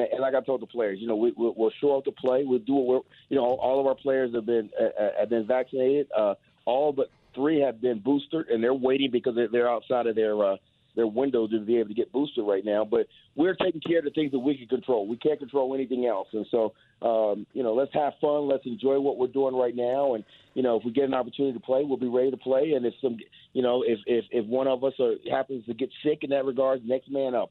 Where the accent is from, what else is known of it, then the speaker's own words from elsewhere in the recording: Ohio, United States; moved away; I'm from Ohio